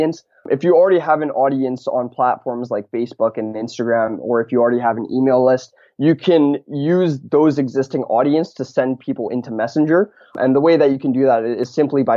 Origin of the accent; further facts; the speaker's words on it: Vancouver, British Columbia, Canada; I'm actually from Vancouver, Canada